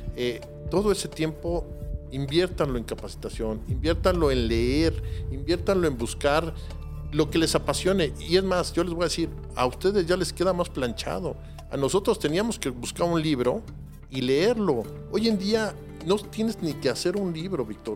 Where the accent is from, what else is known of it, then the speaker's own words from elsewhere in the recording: Mexico City, Mexico; yo sí vengo de Coyoacán